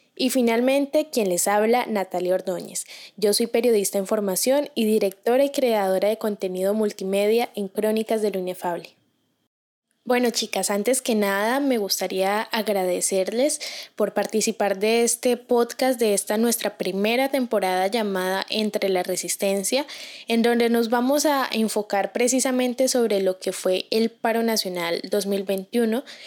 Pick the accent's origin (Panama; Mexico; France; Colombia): Colombia; como colombianos tenemos cierta predisposición